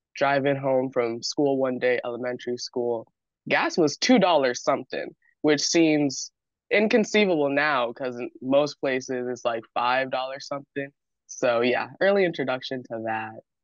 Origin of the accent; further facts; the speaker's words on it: San Diego, California, United States; I am from San Diego, California, born and raised